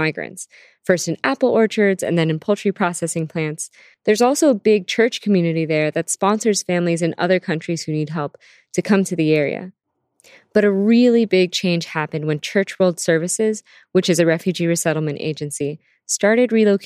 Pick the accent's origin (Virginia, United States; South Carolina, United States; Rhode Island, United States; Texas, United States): Virginia, United States; also born or lived in Canada / Philippines / Harrisonburg, Virginia; I was born in Canada and then grew up in the Philippines with my grandparents and aunt, and then came to Virginia for most of my childhood and schooling.